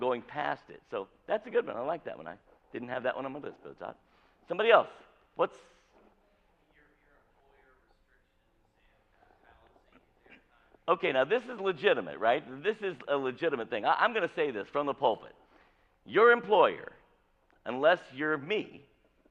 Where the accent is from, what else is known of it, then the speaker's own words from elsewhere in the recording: Avon, Indiana, United States; I grew up in rural Avon, Indiana.